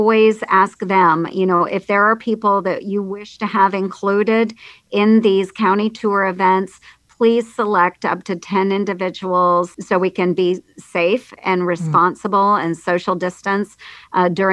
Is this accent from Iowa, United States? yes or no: yes; Red Oak, Iowa, United States; In Red Oak, my hometown